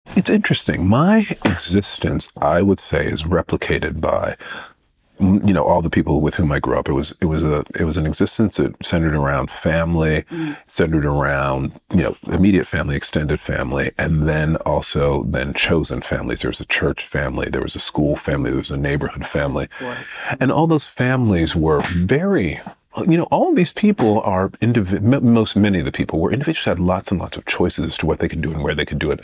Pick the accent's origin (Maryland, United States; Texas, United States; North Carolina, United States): North Carolina, United States; Greensboro; moved away as an adult; also born or lived in Tuskegee, Alabama; now in London, United Kingdom; having been born in Alabama and having grown up in Greensboro, North Carolina